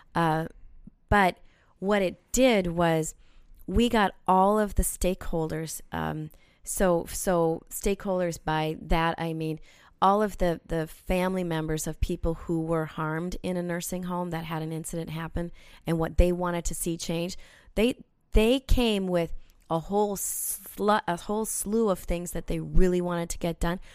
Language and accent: English; South Saint Paul, Minnesota, United States; moved away as an adult; also born or lived in Winnipeg; growing up in South Saint Paul